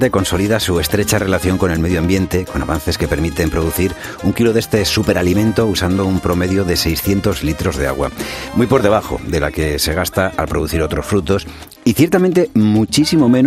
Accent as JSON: {"language": "Spanish", "country": "Spain", "said": "yo soy muy, muy español"}